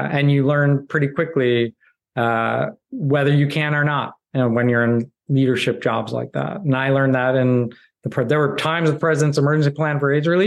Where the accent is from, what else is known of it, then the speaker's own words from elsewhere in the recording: Midwest, United States; I grew up in the Midwest